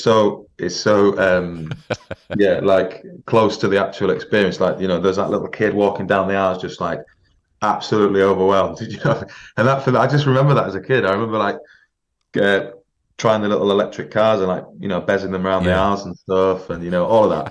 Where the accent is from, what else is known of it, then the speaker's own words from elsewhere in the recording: York, Yorkshire and the Humber, United Kingdom; moved away as an adult; also born or lived in London; I'm from York originally, spent all my childhood there